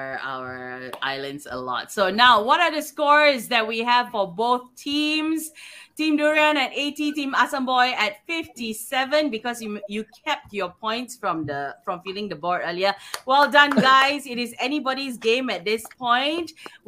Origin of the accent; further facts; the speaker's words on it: Brickfields, Kuala Lumpur, Malaysia; Yes, now, father, I'm from Brickfield.